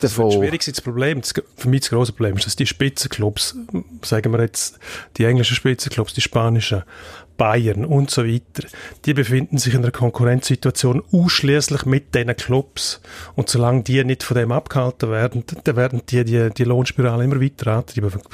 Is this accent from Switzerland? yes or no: yes; Switzerland; bei uns in der Schweiz